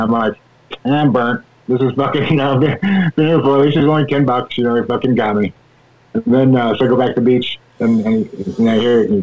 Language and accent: English; United States; now in Oklahoma, United States; I'm in Oklahoma, the land of the wonderful muddy water, and I'm originally from Tahoe